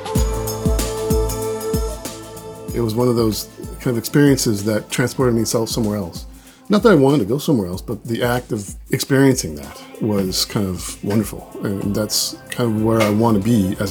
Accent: Seattle, Washington, United States; also born or lived in Juneau, Alaska; I was born there in Juneau. I lived there for about 10 years. My folks moved to Seattle when I was about 10. And I've lived there ever since.

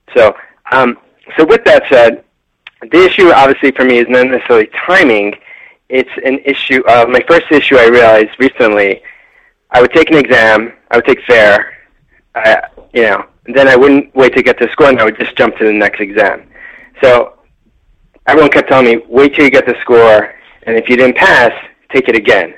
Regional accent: New York, United States; now in California, United States; I'm from New York, moved to California

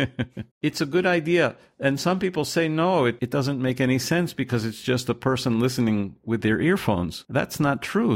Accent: United States; I'm from the United States

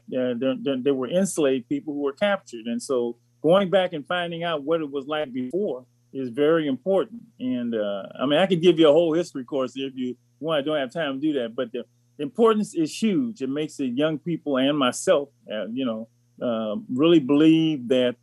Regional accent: Los Angeles, California, United States; I grew up in Los Angeles

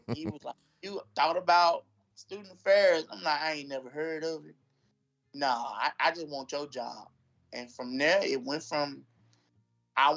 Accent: Shaw, Mississippi, United States; I was born and raised in Shaw, Mississippi

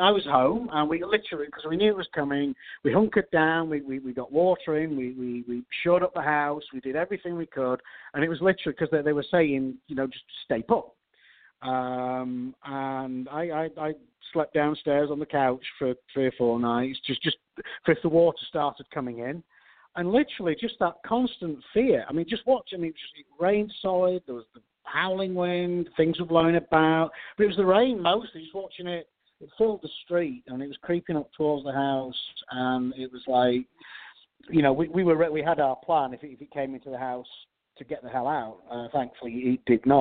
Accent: Yorkshire and the Humber, United Kingdom; moved away as an adult; now in Houston, United States; I'm a Yorkshireman, but I'm calling in from Houston, Texas

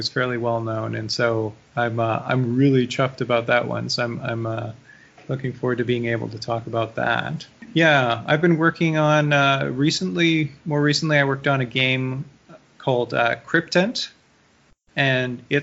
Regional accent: Canada

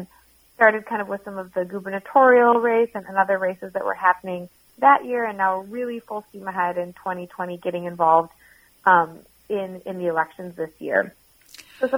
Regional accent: Minneapolis, Minnesota, United States; also born or lived in Seattle, Washington; I'm from Minneapolis originally, went out to school in Seattle, Washington, and then came back here after graduating

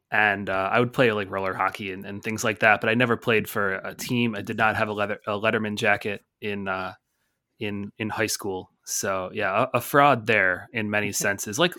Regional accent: Buffalo, New York, United States; accent: slight hint of Canada; You can probably tell the accent. I kind of have a slight uh, hint of Canada in my accent. I don't have a real Great Lakes honk like most people from Buffalo do.

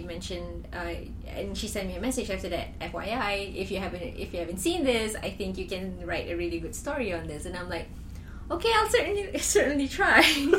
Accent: Malaysia; I'm from Malaysia

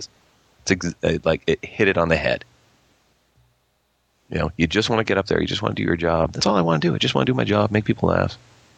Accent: Gananoque, Ontario, Canada; I'm actually from Gananoque

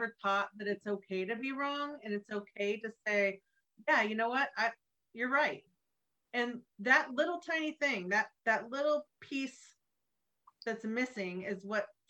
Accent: Pacific Northwest, United States; moved away as an adult; growing up in the Pacific Northwest was a bubble until I went in the military

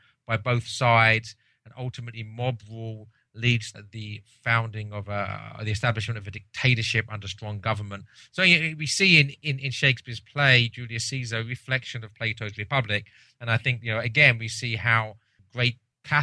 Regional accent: England, United Kingdom; as an Englishman

